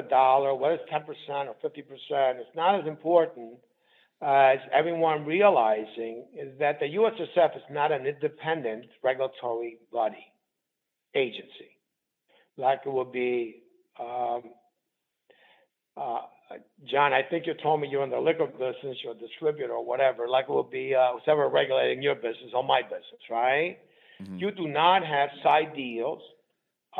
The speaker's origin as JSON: {"language": "English", "town": "New York City", "region": "New York", "country": "United States", "tie": "born or raised there", "also_born_or_lived": "Southern Italy", "said": "in the world that I grew up in the Bronx, we call these rackets. Now, I've learned a lot of rackets growing up in the Bronx."}